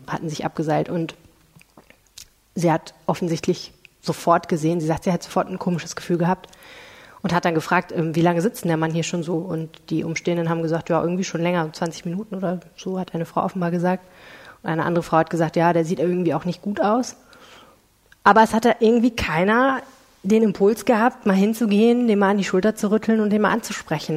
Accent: Stendal, Saxony-Anhalt, Germany; now in Düsseldorf, Germany; in Stender Sachsen-Anhalt

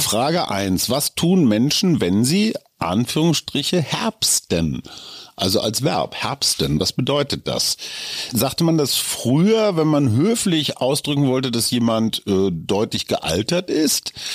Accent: Münster, North Rhine-Westphalia, Germany; moved away; wir hatten damals im katholischen Münster

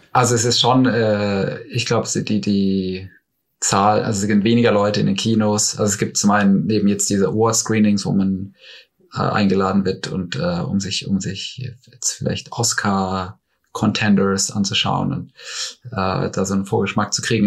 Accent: Black Forest, near Baden-Baden, Baden-Württemberg, Germany; moved away; also born or lived in Munich; ich komme ursprünglich aus dem Schwarzwald, aus einem kleinen Ort in der Nähe von Baden-Baden

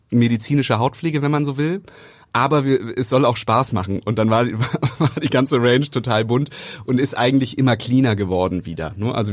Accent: Hamburg, Germany; moved away as an adult; now in Berlin, Germany; Also, weil wir kommen ja aus Hamburg.

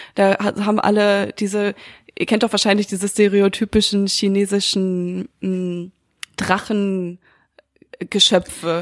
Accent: Münster, North Rhine-Westphalia, Germany; moved away; Ich bin ja so viel behüteter aufgewachsen im kleinen süßen Münster

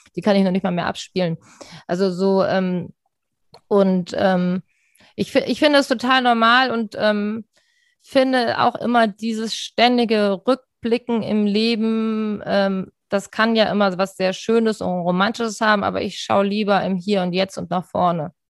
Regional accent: Rhine-Main area, Germany; moved away as an adult; now in Hamburg, Germany; Ich bin ja nicht in Hamburg aufgewachsen, sondern im Rhein-Main-Gebiet und bin 1999 nach Hamburg gekommen

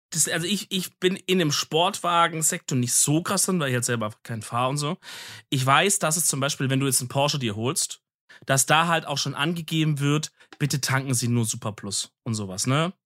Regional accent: Swabia, Germany; ich als Schwabe

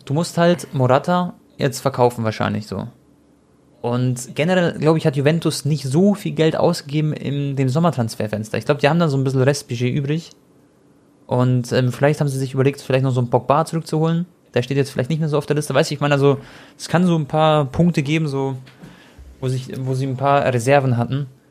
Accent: Croatia; ich bin Kroate

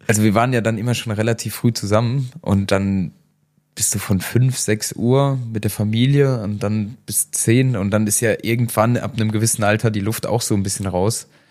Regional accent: Saarland, Germany; bei uns im Saarland

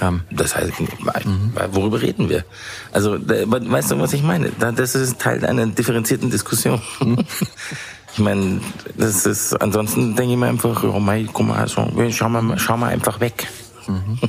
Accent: Bavaria, Germany; also born or lived in England; als Bayer

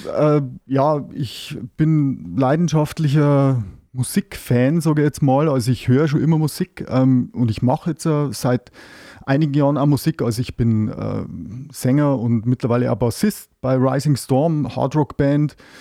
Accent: Neustadt an der Waldnaab, Bavaria, Germany; ich komme aus Neustadt an der Waldnab

